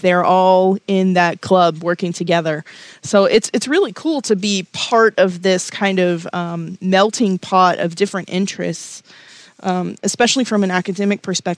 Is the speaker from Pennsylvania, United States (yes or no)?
no; Texas, United States; moved away as an adult; also born or lived in Florida; now in Virginia, United States; I grew up in Texas, so I'm very familiar with that region of the country.